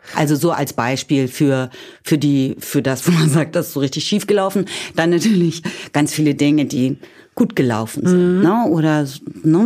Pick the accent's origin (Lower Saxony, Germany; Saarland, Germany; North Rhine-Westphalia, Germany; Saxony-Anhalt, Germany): Lower Saxony, Germany; Kirchweyhe; ich komme aus Niedersachsen, aus dem Norden Deutschlands